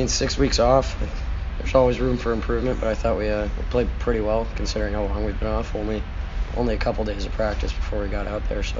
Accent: Saugus, California, United States; moved away as an adult; I'm from Saugus, California. My grandpa's from Toronto, so he ended up moving over there, and that's how I got into hockey and all that, and grew up playing hockey for a local team in Valencia

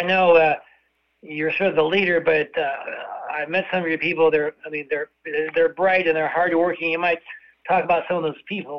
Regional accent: Iowa City, Iowa, United States; I grew up in Iowa City. I'm pretty old

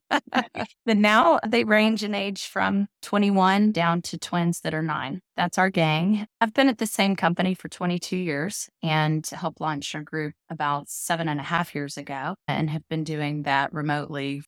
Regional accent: Tennessee, United States; moved away as an adult; also born or lived in New York City / Bronxville, New York; now in Charleston, United States; I grew up in Tennessee

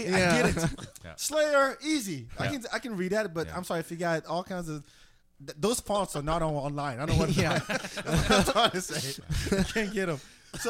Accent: France; moved away; I grew up in France.

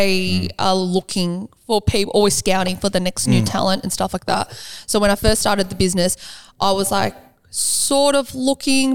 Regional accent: Sydney, New South Wales, Australia; I was born in Liverpool Hospital

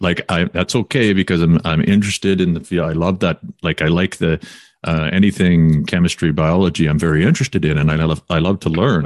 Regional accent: Quesnel, British Columbia, Canada; also born or lived in Kamloops; now in Vancouver, Canada; I'm from Quinnell, and when I grew up, nobody, you didn't ever see anyone jogging

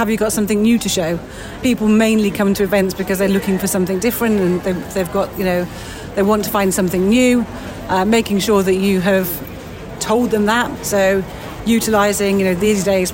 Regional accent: United Kingdom; we're very British

